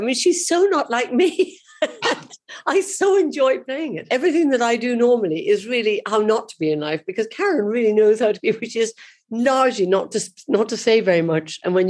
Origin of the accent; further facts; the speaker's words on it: Cork, Munster, Ireland; Well, I was brought up in the Middle Ages, you know, and we didn't have much cinema.